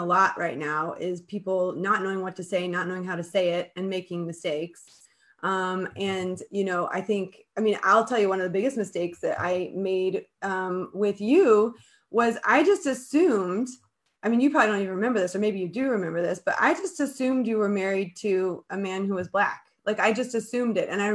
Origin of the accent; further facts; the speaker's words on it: Colorado, United States; moved away; I grew up in Colorado.